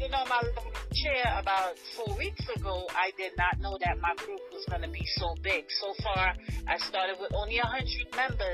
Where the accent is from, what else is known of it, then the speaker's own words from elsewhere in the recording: New York, United States; also born or lived in Trinidad and Tobago; I was definitely raised in New York, but I am from Trinidad and Tobago